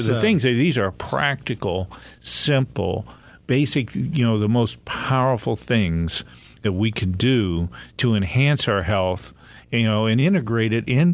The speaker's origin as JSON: {"language": "English", "region": "Pennsylvania", "country": "United States", "tie": "born or raised there"}